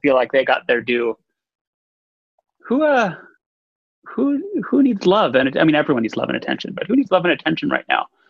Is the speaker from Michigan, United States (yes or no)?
no; Texas, United States; I was born, I grew up in Texas